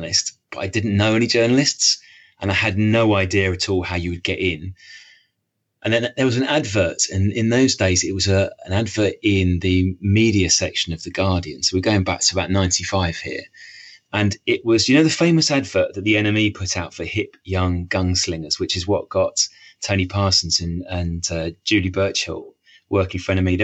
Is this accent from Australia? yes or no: no; Bishop's Stortford, East of England, United Kingdom; also born or lived in Harlow / Cambridge / Peterborough / Cardiff; now in Cheshire, United Kingdom; So I grew up on the sort of Hertfordshire-Essex border. So I was born in Harlow, mm-hmm. which is one of the new towns that sprung up outside London, the sort of post-war period, and then moved up the road to Bishop Stortford